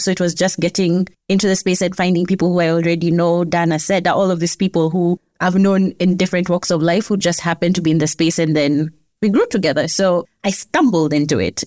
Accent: Kenya; As a Kenyan

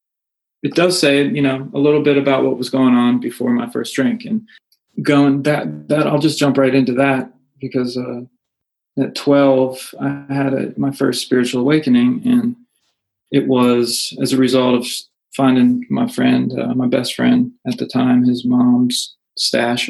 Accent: North Carolina, United States; also born or lived in Northeastern United States; we finally settled in North Carolina when I was, like I said, around 4 or 5 years old

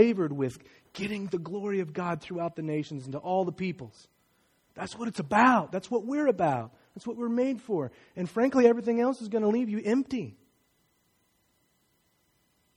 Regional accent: Martinsville, United States; Many of my friends growing up in Martinsville don't look like me

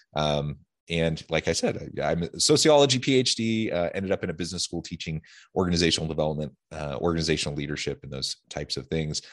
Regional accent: Salem, Oregon, United States; now in Utah, United States; I grew up in Salem

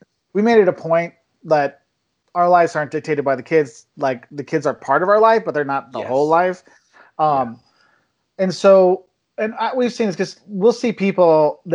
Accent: Quincy, Illinois, United States; moved away; Where I'm originally from, on the other side of the state, it's like got these beautiful rolling hills

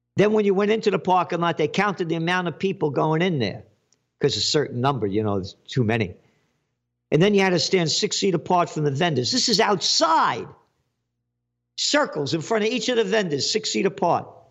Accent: United States; I'm an American

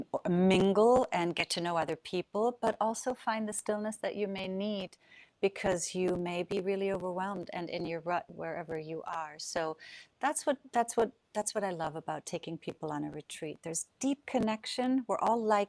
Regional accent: Southern Germany, Germany; moved away; I grew up in Europe. I'm from Germany. And as you know, well, south of Germany, at least, is close to France

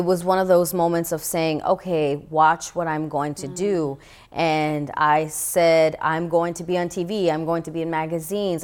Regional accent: New York City, New York, United States; I grew up in the Bronx, New York, in the time known as the crack epidemic era.

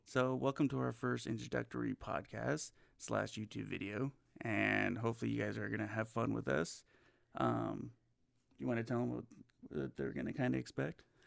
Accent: Southern California, United States; now in Las Vegas, United States; I'm originally from California, born and raised, uh, in Southern California

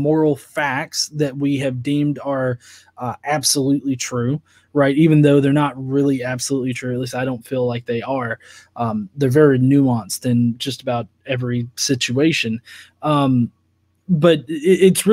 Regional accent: United States; me as an American

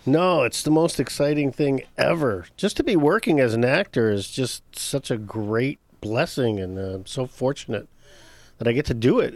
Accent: Detroit, Michigan, United States; moved away as an adult; also born or lived in Chicago; I'm originally from Detroit, Michigan. Born and raised, uh, moved to Chicago in nineteen eighty-five

